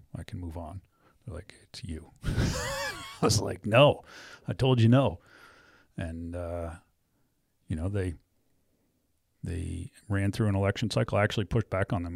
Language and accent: English; New England, United States; moved away as an adult; also born or lived in Wyoming; growing up in New England